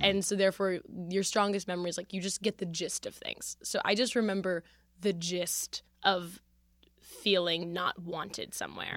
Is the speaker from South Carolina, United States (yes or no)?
no; Philadelphia, Pennsylvania, United States; I come from Philadelphia